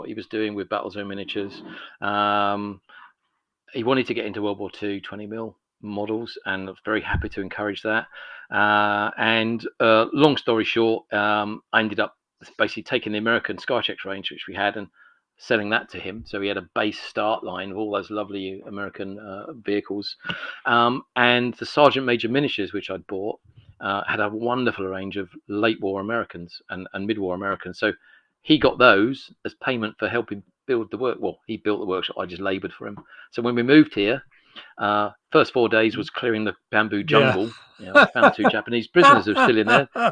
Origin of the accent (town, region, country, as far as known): Edmonton, London, United Kingdom; born or raised there